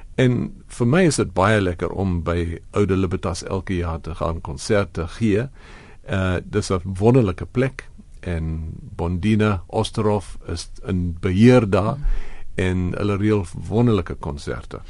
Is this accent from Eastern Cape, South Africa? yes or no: yes; Port Elizabeth, Eastern Cape, South Africa; ek kom uit Port Elizabeth